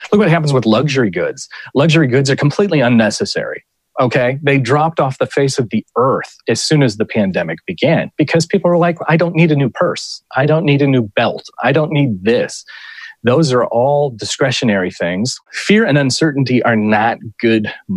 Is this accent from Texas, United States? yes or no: no; Ohio, United States; In my own home state of Ohio